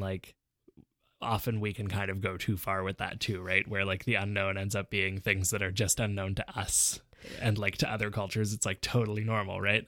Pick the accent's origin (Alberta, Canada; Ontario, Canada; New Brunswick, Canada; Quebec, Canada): Quebec, Canada; Montreal; also born or lived in Vancouver; we moved back to Montreal from Vancouver in the fall of nineteen ninety-nine